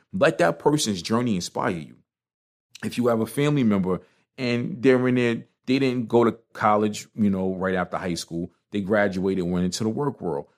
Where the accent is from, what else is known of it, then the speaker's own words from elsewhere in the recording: New York, United States; moved away; even though I live out of town, I'm, I'm a New Yorker